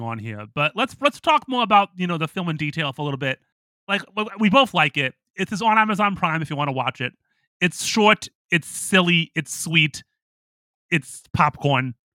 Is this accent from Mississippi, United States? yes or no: no; Toledo, Ohio, United States; moved away; also born or lived in Pittsburgh; my hometown in Toledo